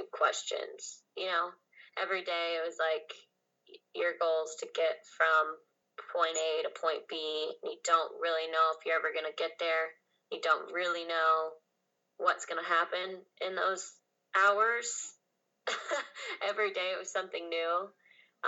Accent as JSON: {"language": "English", "town": "Grand Rapids", "region": "Michigan", "country": "United States", "tie": "born or raised there", "said": "I grew up in Grand Rapids, Michigan"}